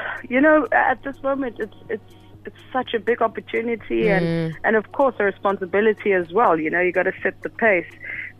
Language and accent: English; United States; now in South Africa; I mean, I'm both from America and in SA.